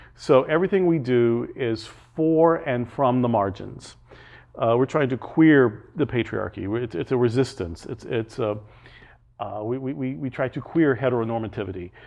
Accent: Arkansas, United States; also born or lived in Alabama; now in Fort Lauderdale, United States; I grew up in Arkansas in the seventies

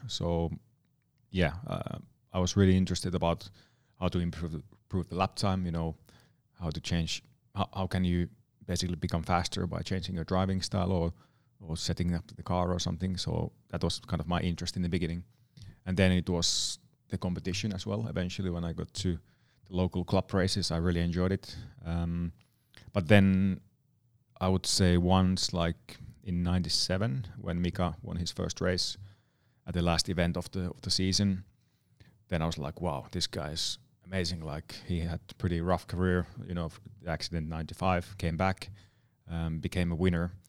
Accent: Nastola, Päijät-Häme, Finland; my hometown area, Nastala and Lahti

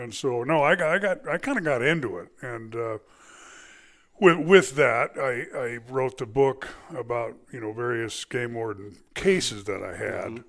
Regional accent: California, United States; moved away as an adult; also born or lived in Arizona; I was born in California, uh, spent, uh, my life there

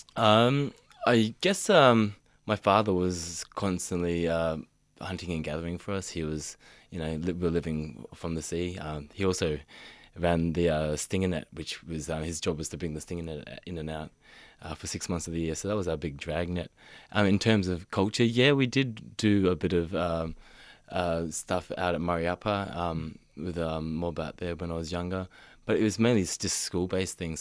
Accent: Mission Beach, Queensland, Australia; moved away; growing up in Mission Beach, I did feel isolated from my people

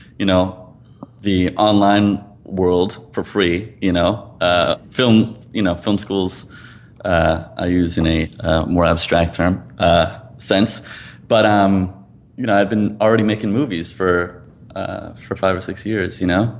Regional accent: East Coast, United States; I grew up on the East Coast

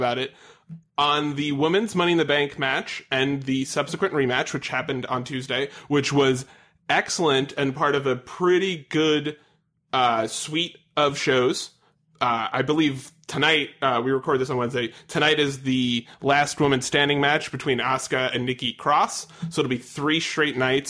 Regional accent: Long Island, New York, United States; I'm from Long Island

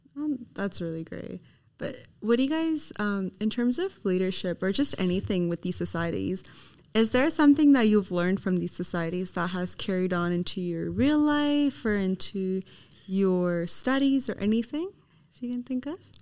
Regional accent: Canada; now in Sydney, Australia; I'm from Canada

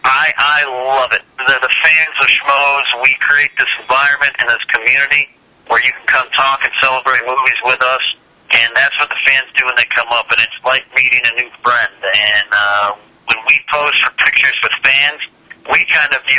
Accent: California, United States; I grew up in California.

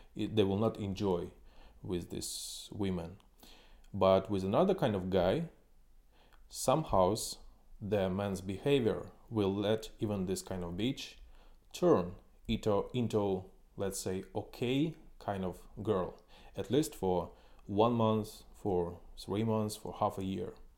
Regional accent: Ukraine; moved away as an adult; also born or lived in China / Suzhou / Shanghai / Shenzhen; now in Kyiv, Ukraine; I came from Ukraine

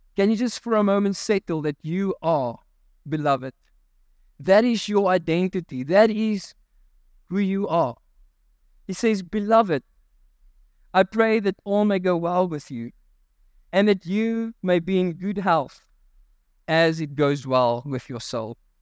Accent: South Africa; I'm a South African.

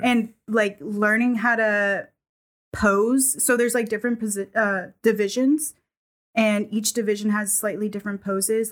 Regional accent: New England, United States; moved away; I grew up in New England where it was not very diverse.

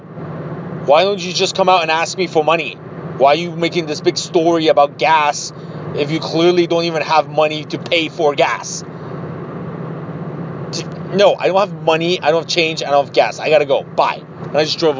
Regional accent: Ohio, United States; I'm from Ohio

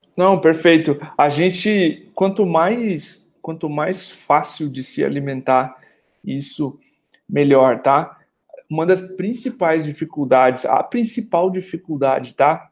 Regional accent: Brazil; Como brasileiros

